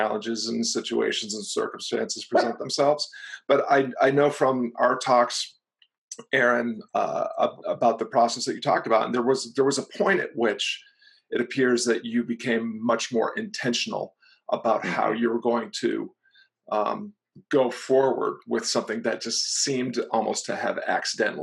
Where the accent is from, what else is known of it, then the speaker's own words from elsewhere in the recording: Floyd, Virginia, United States; my hometown of Floyd, Virginia